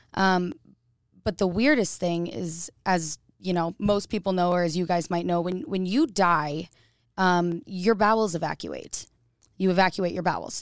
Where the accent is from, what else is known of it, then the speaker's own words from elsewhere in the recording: Boise, Idaho, United States; I'm an Idaho native. Um, I was born in Boise, Idaho